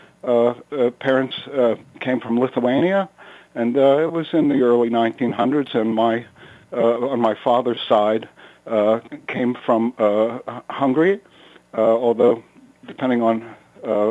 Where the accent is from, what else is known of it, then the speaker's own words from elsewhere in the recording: McKeesport, Pennsylvania, United States; moved away as an adult; now in suburban Philadelphia, United States; growing up as a Jew in McKeesport